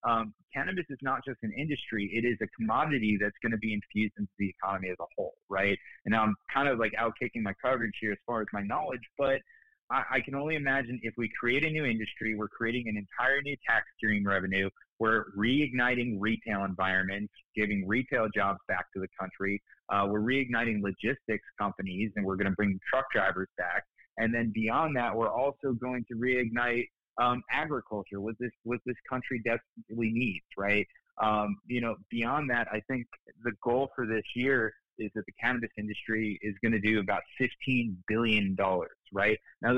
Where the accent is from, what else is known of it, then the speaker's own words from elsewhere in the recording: Florida, United States; when I meet somebody in the country and they ask me where I'm from and I say I'm from South Florida